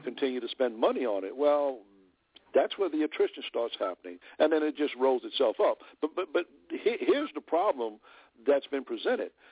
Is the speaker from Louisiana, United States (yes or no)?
yes; New Orleans, Louisiana, United States; I'm originally from New Orleans, and I was living in New Orleans during the time of that company launch